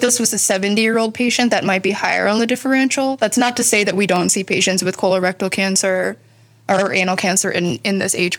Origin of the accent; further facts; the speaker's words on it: Nashville, Tennessee, United States; moved away as an adult; also born or lived in New Haven; now in Chicago, United States; I grew up in Nashville, Tennessee.